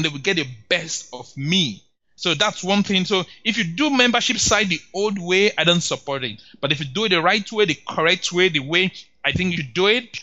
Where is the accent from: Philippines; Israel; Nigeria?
Nigeria; As a Nigerian